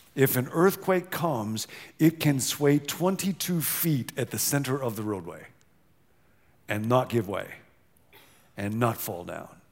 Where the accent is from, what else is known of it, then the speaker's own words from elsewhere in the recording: Rockford, Illinois, United States; now in California, United States; I grew up in the Midwest, Rockfin, Illinois, where tornadoes were quite common when I was a little kid